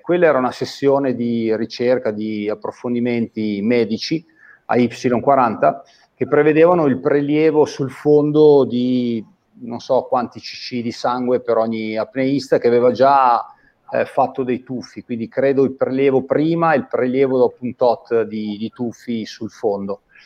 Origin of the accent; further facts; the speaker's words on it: Busto Arsizio, Lombardy, Italy; sono di Busto Arsizio